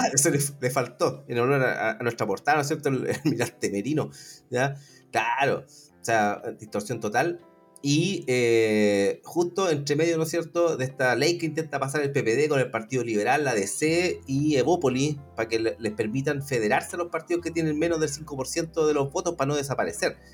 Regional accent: Chile; como, ciudadanos chilenos, o por lo menos nacionales

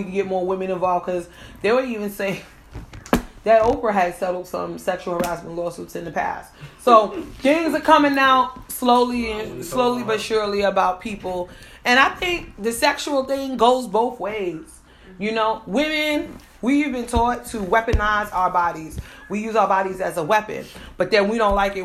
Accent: New York City, New York, United States; I'm from the Bronx

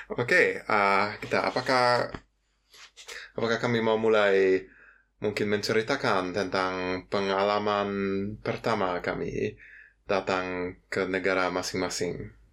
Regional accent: Cologne, North Rhine-Westphalia, Germany; Indonesian is a second language; also born or lived in Yogyakarta, Indonesia; aku uh, berasal dari Jerman dari kota Köln

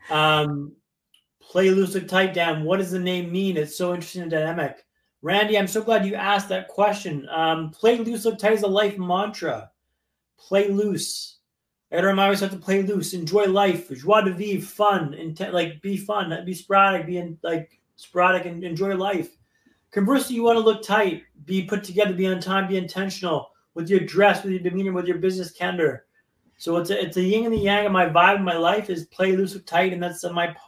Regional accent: Ottawa, Ontario, Canada; now in Vancouver, Canada; I actually grew up in Ottawa, so I know Ontario

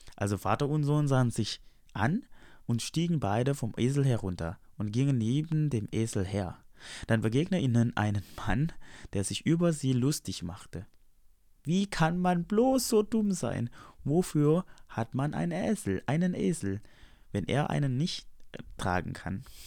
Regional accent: Indonesia; now in Germany; Ich bin hergekommen als Indonesier

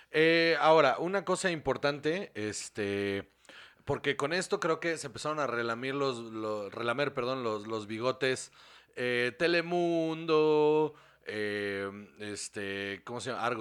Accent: Mexico

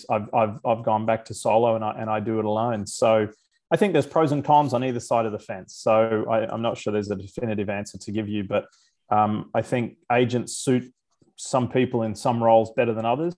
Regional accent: Queensland, Australia; moved away as an adult; now in United States; growing up in Australia, I was around a lot of mates who played rugby

